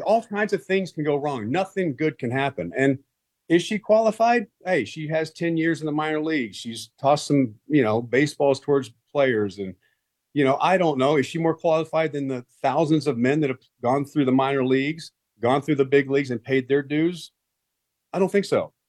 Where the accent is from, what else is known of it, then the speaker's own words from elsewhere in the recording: Texas, United States; I grew up in Texas